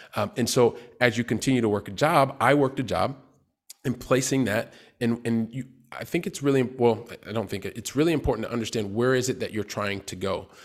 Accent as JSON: {"language": "English", "town": "Columbus", "region": "Ohio", "country": "United States", "moved": "yes", "said": "I'm from Columbus, Ohio"}